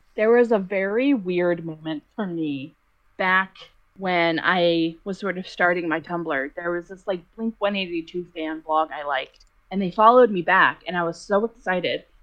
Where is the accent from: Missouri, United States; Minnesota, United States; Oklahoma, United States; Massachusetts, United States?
Massachusetts, United States; Boston; I'm from Boston